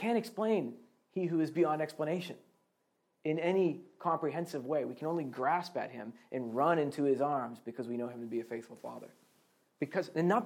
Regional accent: Boston, Massachusetts, United States; moved away as an adult; also born or lived in Scotland; I'm originally from Boston, Massachusetts

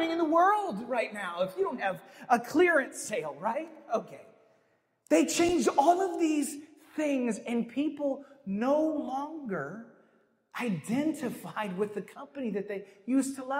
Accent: Midwest, United States; growing up in the Midwest

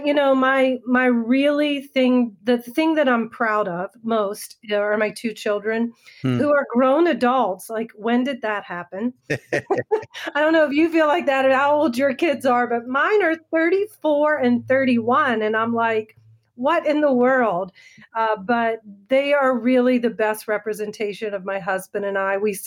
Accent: Maryland, United States; now in Northern Virginia, United States; I'm an East Coast girl, born and raised in Maryland, and my home is Virginia

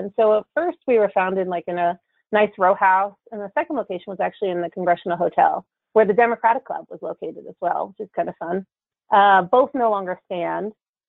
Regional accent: New Jersey, United States; now in Washington, D.C., United States; I was born and raised in New Jersey, just outside New York City, but I've been in D.C. long enough to lose my accent.

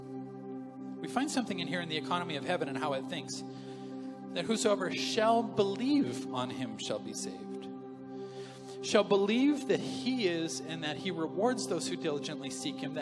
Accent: Canada; as a Canadian

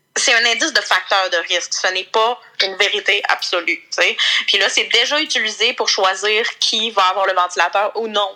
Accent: Quebec, Canada; accent: Lac-Saint-Jean francophone accent; j'ai quand même mon bel accent euh, francophone pour l'accent Saint-Jean

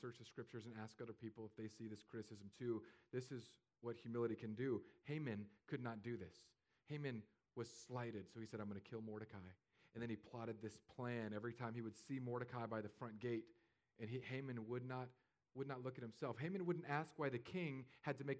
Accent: California, United States; moved away as an adult; now in Fishhawk, United States; I'm from California.

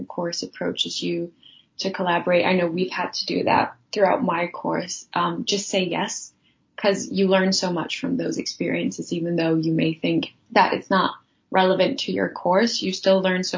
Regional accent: Denmark; moved away as an adult; now in London, United Kingdom; I'm from Denmark, so I moved to London for university.

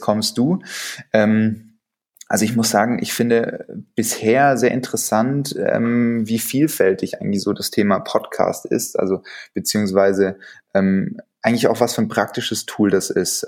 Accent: Stuttgart, Baden-Württemberg, Germany; ich bin Stuttgarter

